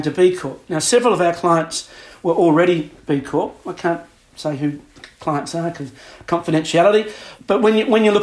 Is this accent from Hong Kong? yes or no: no; Adelaide, South Australia, Australia; moved away as an adult; also born or lived in Singapore; now in London, United Kingdom; I grew up in Adelaide in South Australia.